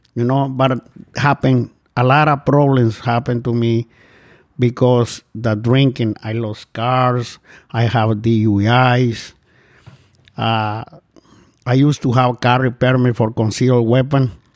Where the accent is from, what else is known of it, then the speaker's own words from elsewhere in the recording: Guatemala; moved away as an adult; I'm from Central America, Guatemala